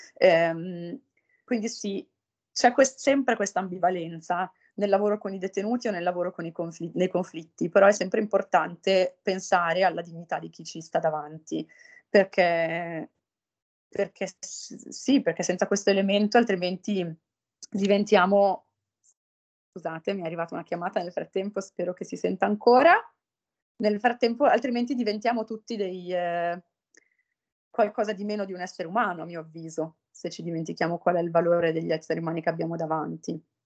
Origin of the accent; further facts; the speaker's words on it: Italy; moved away as an adult; also born or lived in Pavia; sono di Costato, dove ho frequentato per l'appunto il liceo